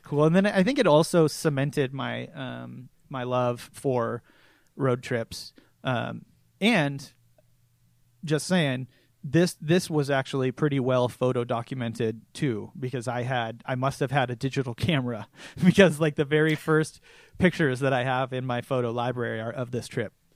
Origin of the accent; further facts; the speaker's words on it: Seattle, Washington, United States; born and raised in the Seattle area